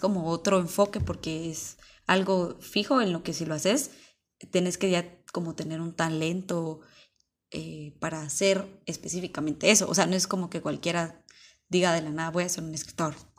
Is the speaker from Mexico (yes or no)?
no; Mixco, Guatemala Department, Guatemala; nací en Misco